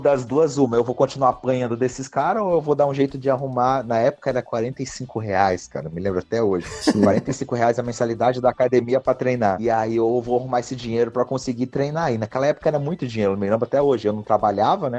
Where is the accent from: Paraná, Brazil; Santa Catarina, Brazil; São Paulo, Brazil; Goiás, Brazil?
Santa Catarina, Brazil; Joinville; moved away as an adult; now in United States; sou lá de Joinville, Santa Catarina